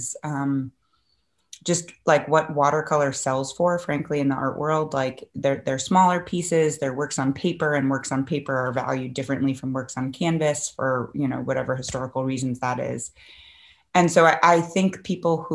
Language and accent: English; Cambridge, Massachusetts, United States; also born or lived in Manhattan, New York; I came back to Boston, which is where I grew up in Cambridge, actually